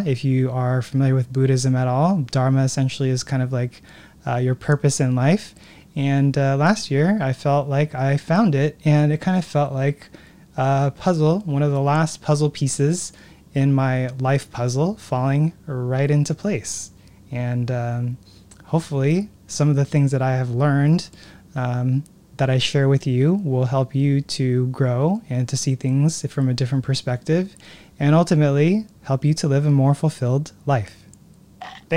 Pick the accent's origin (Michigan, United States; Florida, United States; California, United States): California, United States; Newport Beach; also born or lived in Hawaii / Los Angeles; Newport Beach, which is where I grew up